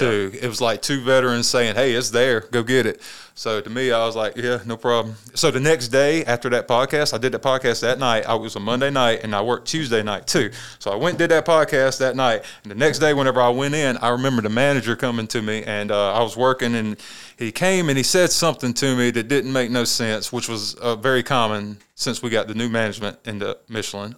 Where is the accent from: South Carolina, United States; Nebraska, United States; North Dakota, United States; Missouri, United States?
South Carolina, United States; Saluda; I'm from Saluda. I grew up down there, uh, around ramp three and ramp four. That's actually Saluda County.